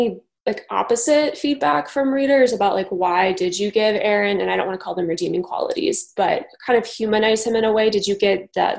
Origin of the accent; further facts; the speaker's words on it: Missouri, United States; moved away as an adult; also born or lived in Brooklyn, New York; now in Jersey City, United States; So I'm from Missouri, but I've lived in the New York area for 6 years, and I first lived in Brooklyn my first 3 years.